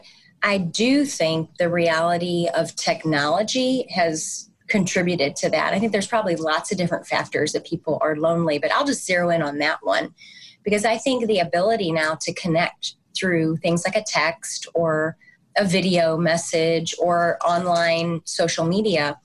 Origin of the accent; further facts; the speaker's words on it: St. Louis, Missouri, United States; moved away; also born or lived in East Coast; I'm a Midwesterner transplanted to the East Coast. I grew up in St. Louis, Missouri